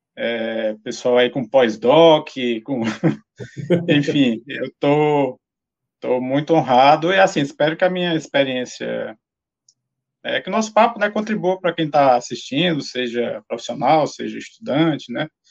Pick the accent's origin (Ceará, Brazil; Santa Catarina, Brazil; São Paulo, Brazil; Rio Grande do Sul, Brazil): Ceará, Brazil; eu sou lá do, do Ceará, né? Formei na Universidade Federal do Ceará